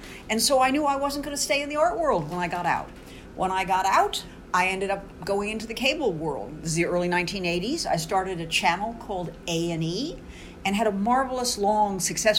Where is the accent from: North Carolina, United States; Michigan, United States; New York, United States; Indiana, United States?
New York, United States; New York City; also born or lived in Washington, D.C.; I was born in the South Bronx to a working class family.